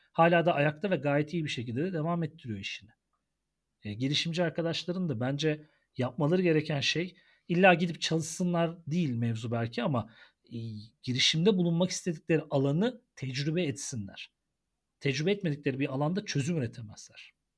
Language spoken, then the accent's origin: Turkish; Ankara, Turkey; biz Ankaralılar olarak